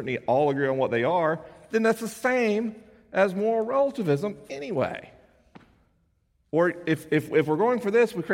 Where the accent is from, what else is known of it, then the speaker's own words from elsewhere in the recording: Florida, United States; my home state